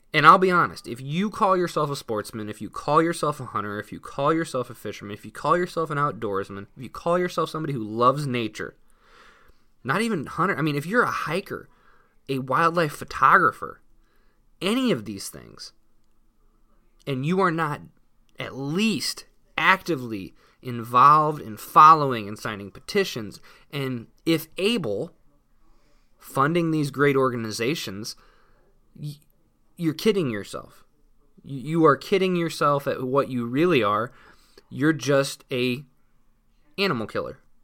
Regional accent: Indiana, United States; I'm from Indiana

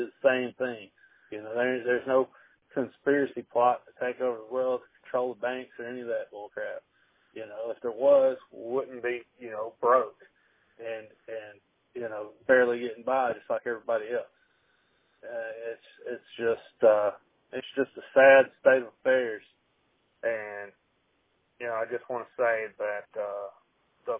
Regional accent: Arkansas, United States; I grew up in Arkansas

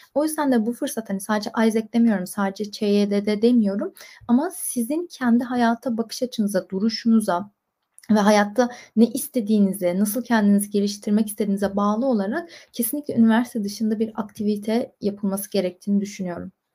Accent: Istanbul, Turkey; moved away as an adult; also born or lived in Bursa; İstanbul'da doğdum, büyüdüm

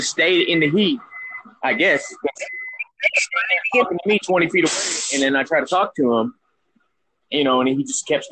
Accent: Georgia, United States; moved away; I'm from Georgia

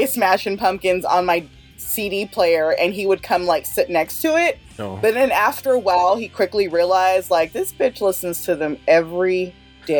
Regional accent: Sacramento, California, United States; I am a fan from Sacramento, California

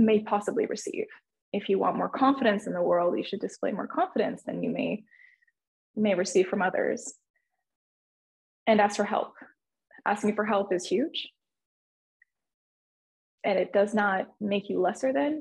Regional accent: Southern California, United States; moved away as an adult; now in Northern California, United States; I'm originally from Southern California, but I moved up to the Northern California in 2010

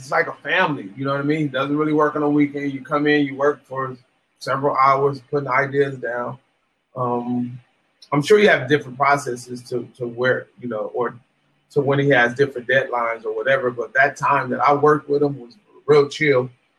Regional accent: West Coast, United States; I'm from the West Coast. I'm influenced a lot by ….

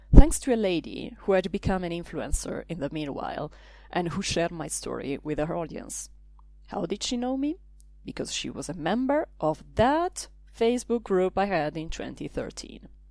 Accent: Italy; now in Brussels, Belgium; I come from Italy. I live in Brussels

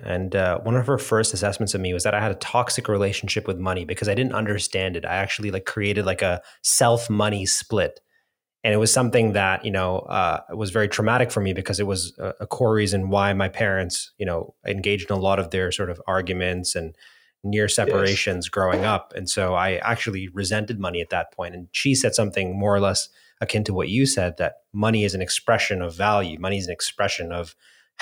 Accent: Scarborough, Ontario, Canada; where I grew up in Scarborough, Ontario

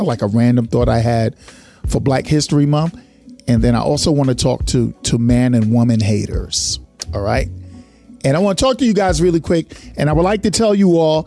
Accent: New York, United States; I'm a New Yorker.

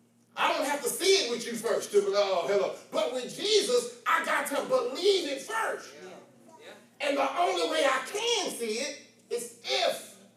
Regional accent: Missouri, United States; I'm from Missouri, the show me state.

